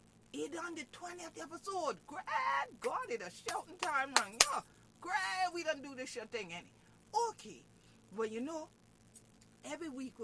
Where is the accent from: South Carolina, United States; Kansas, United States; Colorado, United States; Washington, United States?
South Carolina, United States; St. Helena Island, Beaufort County; I'm from St. Helena Island, but just down the creek yonder, the Daufuskie, in Beaufort County, South Kakalaki, beautiful Beaufort, by the sea.